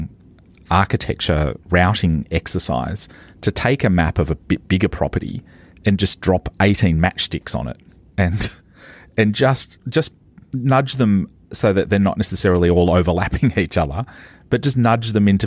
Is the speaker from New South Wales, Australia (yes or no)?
yes; Maitland, New South Wales, Australia; when I grew up in Maitland